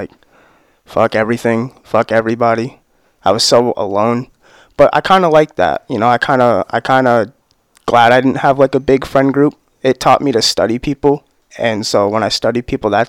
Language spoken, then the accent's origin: English; Newport, Rhode Island, United States; also born or lived in Middletown; Park Home, like in Newport